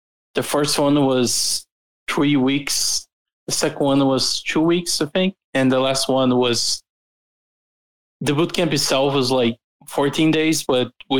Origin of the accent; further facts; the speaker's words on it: Brazil; I'm from Brazil